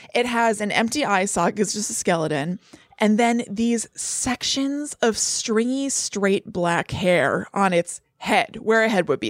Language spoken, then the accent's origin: English; United States; I'm American as apple pie